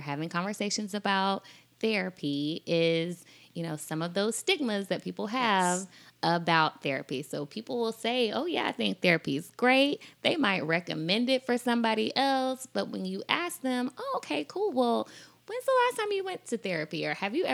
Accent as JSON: {"language": "English", "town": "Columbia", "region": "South Carolina", "country": "United States", "tie": "born or raised there", "also_born_or_lived": "Alabama", "said": "Was raised in Columbia, South Carolina"}